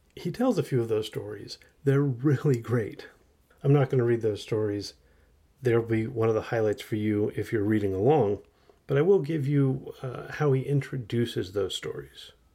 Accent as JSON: {"language": "English", "country": "United States", "said": "as an American teenager who grew up in the nineties"}